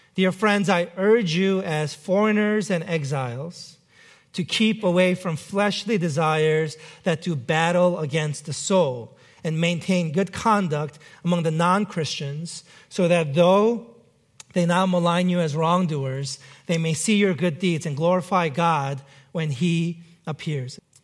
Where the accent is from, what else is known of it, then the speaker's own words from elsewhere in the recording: New York City, New York, United States; moved away; growing up in New York City